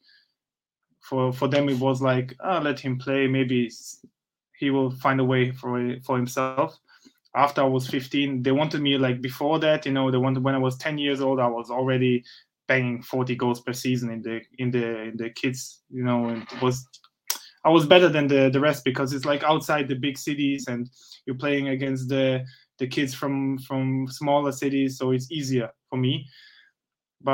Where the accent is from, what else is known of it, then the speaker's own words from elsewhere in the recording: Austria; also born or lived in Bosnia and Herzegovina; born in Bosnia, but after I was born, like I think 2-3 months, I moved again back to Austria, and I grew up in Austria.